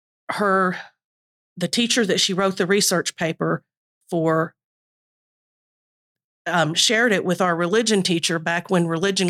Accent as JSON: {"language": "English", "region": "East Tennessee", "country": "United States", "tie": "born or raised there", "said": "I grew up in East Tennessee"}